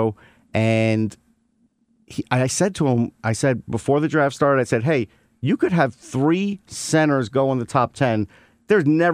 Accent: New York, United States; I grew up in New York.

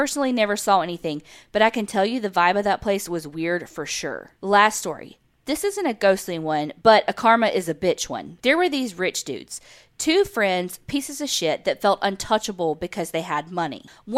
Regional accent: United States; accent: country; also born or lived in Houston, Texas

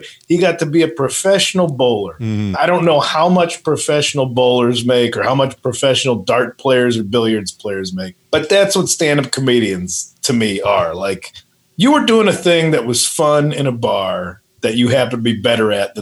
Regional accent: the Midwest, Illinois, United States; moved away; I'm from the Midwest.

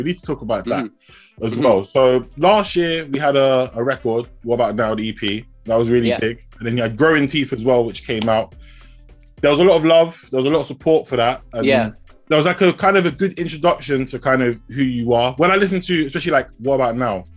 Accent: England, United Kingdom; I'm English, or we could say British here

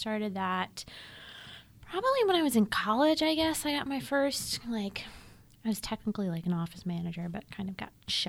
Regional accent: United States; as an American who grew up in a lower middle income family with a knowledge of poverty

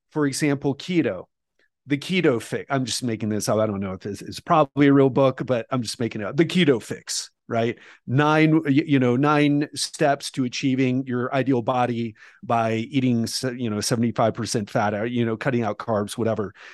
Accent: United States; moved away as an adult; also born or lived in Mexico / Colombia / Thailand / Bali; now in Brazil; I love being American and being from America

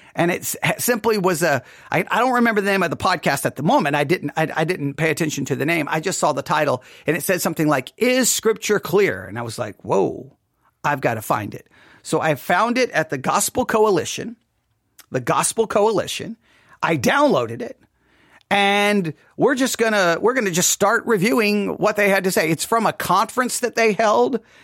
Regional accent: West Texas, United States; I am from West Texas

